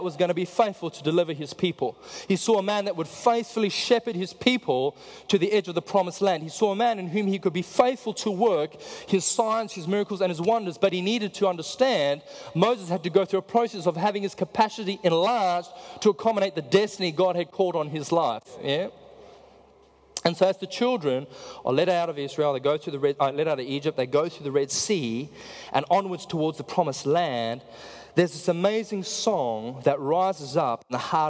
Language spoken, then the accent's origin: English; South Africa; I'm from South Africa